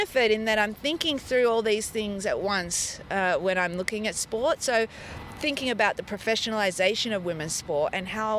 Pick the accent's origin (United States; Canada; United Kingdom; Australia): Australia; Melbourne, Victoria; I did grow up in Melbourne